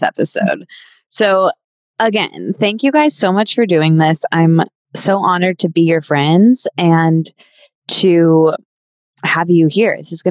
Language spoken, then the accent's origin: English; Michigan, United States; … and I are both from Michigan